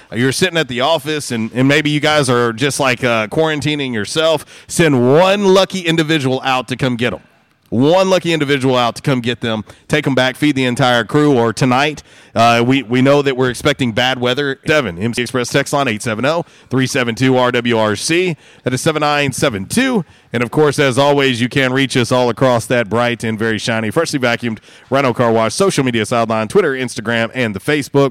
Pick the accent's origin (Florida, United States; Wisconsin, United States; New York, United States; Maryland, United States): Florida, United States; moved away; when I grew up in Florida, we had a grapefruit tree, a lemon tree, and an orange tree in our yard